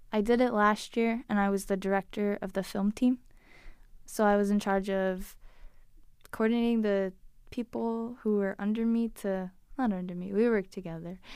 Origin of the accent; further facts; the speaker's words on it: Liverpool, New York, United States; moved away; I grew up in Liverpool, New York, which is a little village